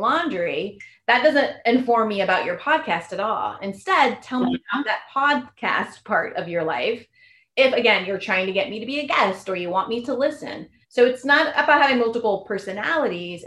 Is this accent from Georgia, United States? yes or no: no; Silicon Valley, California, United States; I'm from Silicon Valley